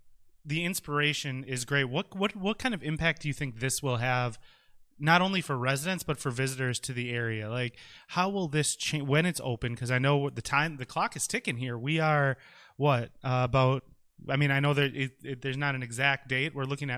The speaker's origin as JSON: {"language": "English", "town": "De Pere", "region": "Wisconsin", "country": "United States", "tie": "born or raised there", "said": "I grew up in De Pere, so this is, super cool for me, as everyone knows. De Pere, not West De Pere."}